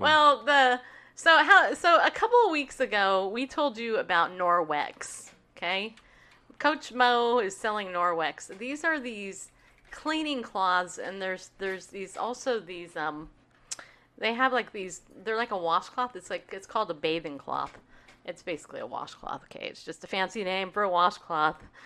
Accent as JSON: {"language": "English", "region": "New York", "country": "United States", "tie": "born or raised there", "also_born_or_lived": "California", "moved": "yes", "lives_now": "Tennessee, United States", "said": "I was born in New York"}